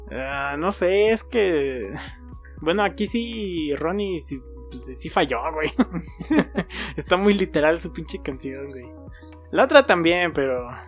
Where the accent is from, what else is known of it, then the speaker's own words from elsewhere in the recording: Mexico; somos, mexicanos